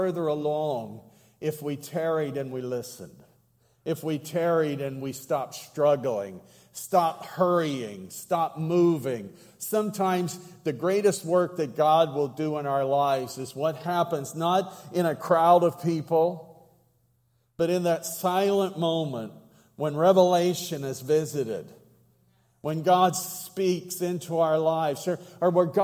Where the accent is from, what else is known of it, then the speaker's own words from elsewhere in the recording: Southwestern Pennsylvania, United States; accent: yinzer; I come from Western PA, Southwestern, and one of our favorite words is, what are yins doing? I'm a yinzer